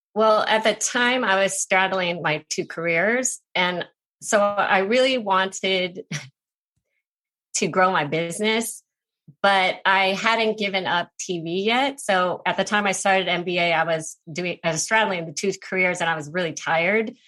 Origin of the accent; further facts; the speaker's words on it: United States; I'm Asian American